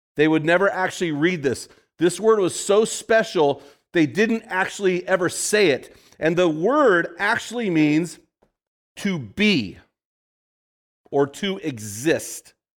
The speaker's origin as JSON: {"language": "English", "region": "California", "country": "United States", "moved": "yes", "said": "I'm from California"}